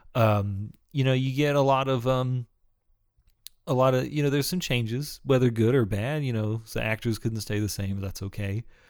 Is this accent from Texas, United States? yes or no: yes; Texas, United States